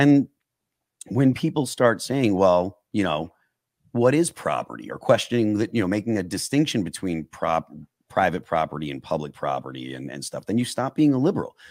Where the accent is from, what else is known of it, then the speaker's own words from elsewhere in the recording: New England, United States; I'm from New England, you know, so I'm not like what you would consider a Southerner